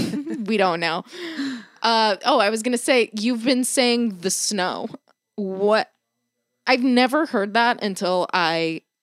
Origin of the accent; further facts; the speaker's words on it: East Coast, United States; I'm from the East Coast.